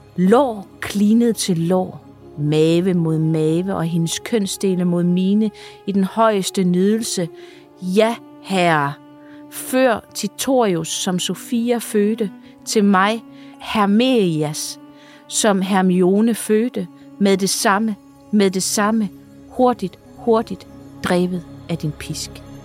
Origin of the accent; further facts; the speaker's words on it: Funen, Southern Denmark, Denmark; nu er jeg jo Fynbo